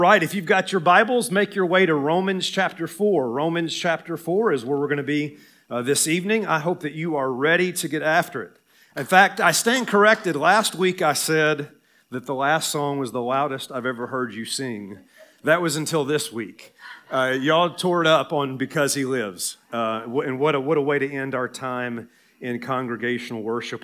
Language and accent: English; Tennessee, United States; accent: Southern; moved away; Tennessee, my home state